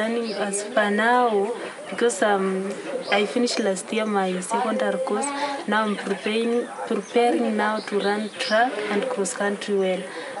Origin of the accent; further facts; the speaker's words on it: Kenya; I'm from Kenya.